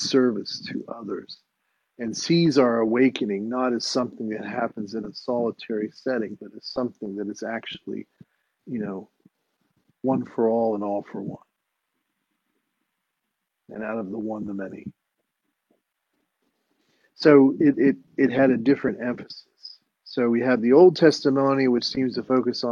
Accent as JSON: {"language": "English", "country": "United States", "tie": "born or raised there", "said": "I was raised in the United States"}